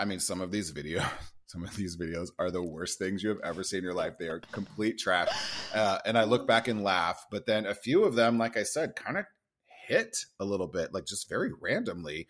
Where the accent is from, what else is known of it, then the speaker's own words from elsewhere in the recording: Nebraska, United States; moved away; I grew up in Nebraska.